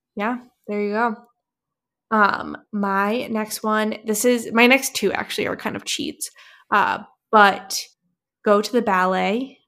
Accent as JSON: {"language": "English", "region": "New Hampshire", "country": "United States", "tie": "born or raised there", "said": "I grew up in New Hampshire"}